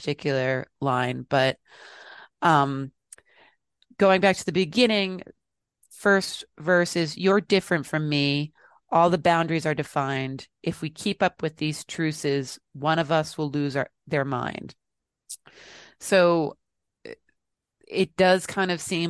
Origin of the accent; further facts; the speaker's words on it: United States; being an American